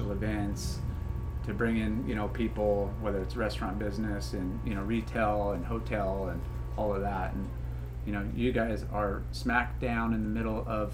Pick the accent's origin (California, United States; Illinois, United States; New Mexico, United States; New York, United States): California, United States; Huntington Beach; born and raised in Huntington